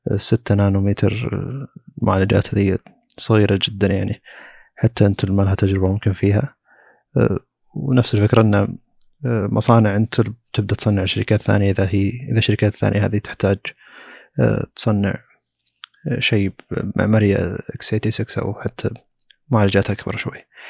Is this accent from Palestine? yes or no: no; Saudi Arabia; عندنا في السعوديه